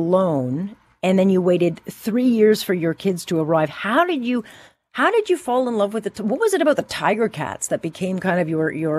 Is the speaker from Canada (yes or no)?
yes; Hamilton, Ontario, Canada; I was born and raised in Hamilton.